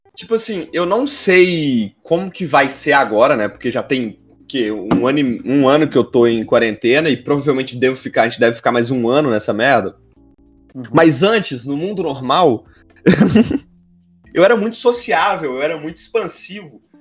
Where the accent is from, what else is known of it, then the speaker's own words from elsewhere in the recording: near Belo Horizonte, Minas Gerais, Brazil; Eu sou de perto de BH.